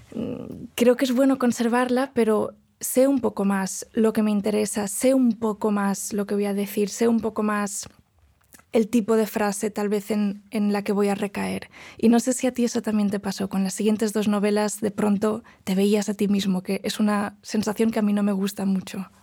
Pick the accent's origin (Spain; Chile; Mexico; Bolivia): Spain; first language Galician, Catalan; Spanish is a second language; moved away as an adult; now in Princeton, United States; el español es mi lengua, mm. pero no es mi lengua materna, porque hablo gallego con mi madre, ni mi lengua paterna, que es el catalán